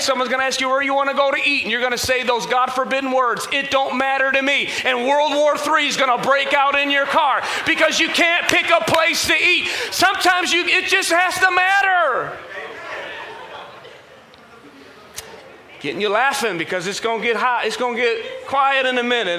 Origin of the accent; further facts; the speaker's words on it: Michigan, United States; I'm from Michigan